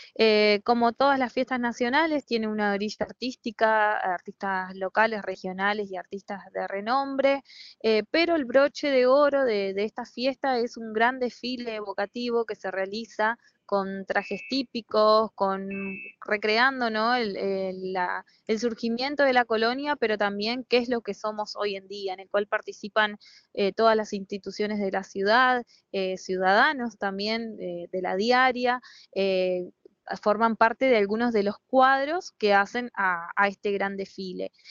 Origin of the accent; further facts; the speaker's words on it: Entre Ríos, Argentina; como entrerrianos y como argentinos